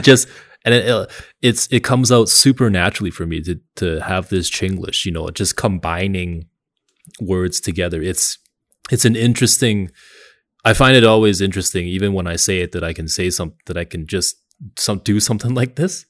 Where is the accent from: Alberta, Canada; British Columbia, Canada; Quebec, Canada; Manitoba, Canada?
Quebec, Canada; Montreal; I'm from Montreal